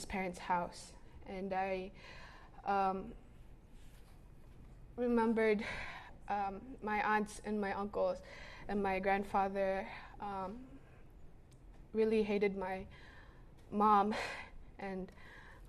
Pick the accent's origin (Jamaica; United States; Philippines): Philippines; Cagayan de Oro, Northern Mindanao; I was born and raised in Cagayan de Oro City in the Philippines.